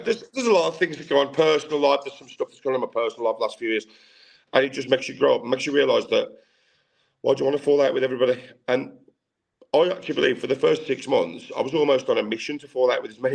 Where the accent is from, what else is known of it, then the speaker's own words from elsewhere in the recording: Tipton, West Midlands, United Kingdom; I grew up in Tipton, and I grew up in very much of a man's world when I was a kid